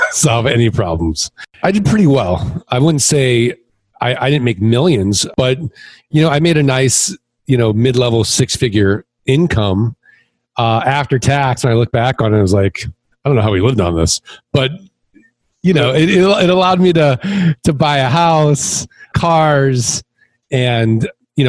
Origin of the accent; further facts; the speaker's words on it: Midwest, United States; moved away as an adult; also born or lived in Kansas City; now in Scottsdale, United States; I'm from the Midwest